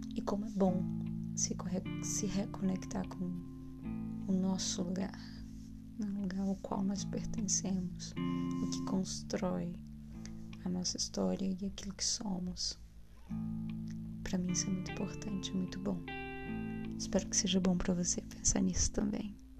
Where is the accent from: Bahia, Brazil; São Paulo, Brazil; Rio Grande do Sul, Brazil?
Bahia, Brazil; moved away as an adult; Eu sou baiana, né? Eu sou baiana e tô na Bahia